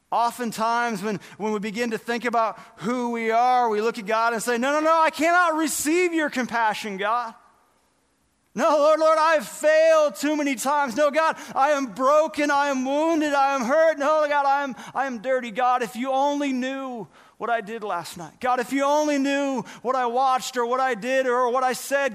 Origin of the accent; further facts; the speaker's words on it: Northern California, United States; I remember being in elementary school, growing up in Northern California